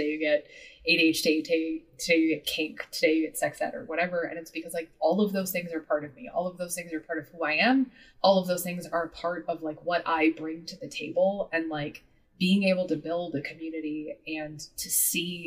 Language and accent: English; Midwest, United States; moved away as an adult; I grew up in the Midwest.